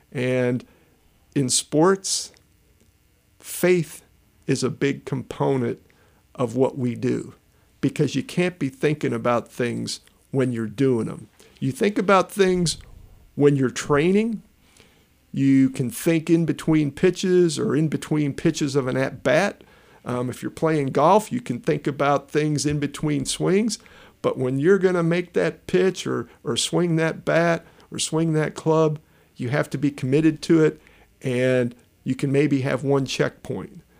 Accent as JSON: {"language": "English", "town": "Chicago", "region": "Illinois", "country": "United States", "tie": "born or raised there", "said": "growing up in Chicago"}